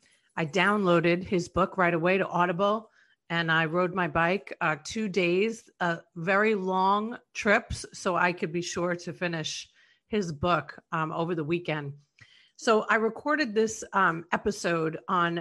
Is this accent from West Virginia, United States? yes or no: no; New York, United States; I'm from New York